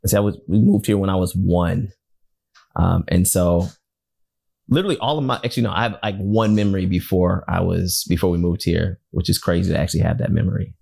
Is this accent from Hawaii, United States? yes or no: no; Detroit, Michigan, United States; growing up in Detroit and being a, a Wolverine fan my entire life